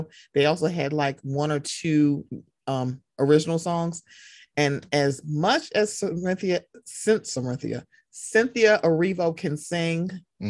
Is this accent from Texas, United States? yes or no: no; Queens, New York, United States; Ma'am, I'm from Queens, the white part of Queens.